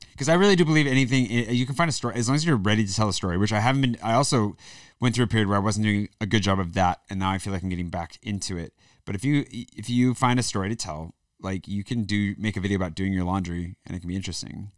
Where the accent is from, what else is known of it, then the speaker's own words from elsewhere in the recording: the Northwest, Pacific Northwest, United States; moved away as an adult; now in France; I'm from the northwest